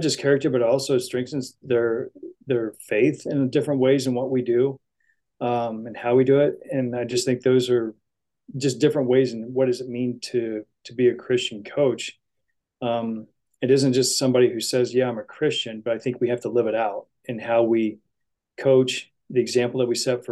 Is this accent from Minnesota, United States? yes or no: no; Indiana, United States; moved away as an adult; also born or lived in Santa Barbara, California; I grew up in the Hoosier State, which is a huge basketball state.